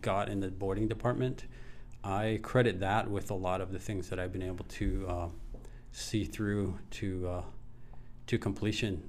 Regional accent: Hawaii, United States; I'm from Maui

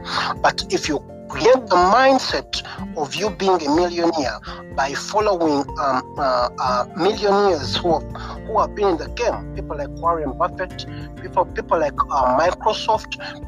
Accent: Uganda; moved away as an adult; now in United Kingdom; I'm from Africa, Uganda. I'm from Africa, Uganda, and I came I came to United Kingdom for studies.

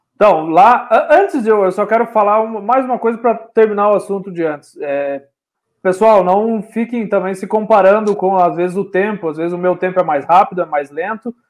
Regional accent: Cascavel, Paraná, Brazil; eu sou né, paranaense de Cascavel, hoje moro em Cascavel

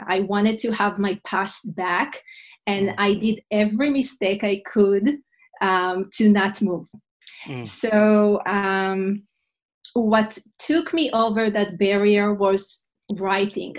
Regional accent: Israel; English is a second language; moved away as an adult; now in New York City, United States; I'm originally from Israel. And 14 years ago, my husband and I moved with two little kids from Israel to New York City

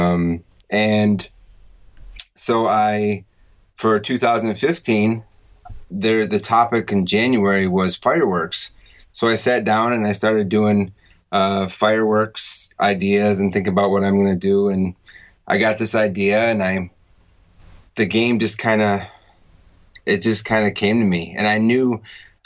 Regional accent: Syracuse, New York, United States; also born or lived in North Carolina / Australia; now in Taiwan; I'm from New York, Syracuse, New York. And then I moved like to North Carolina and I went to Europe

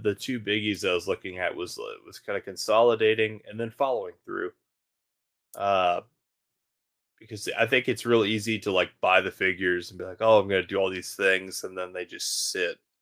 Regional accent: Baton Rouge, Louisiana, United States; growing up in Baton Rouge

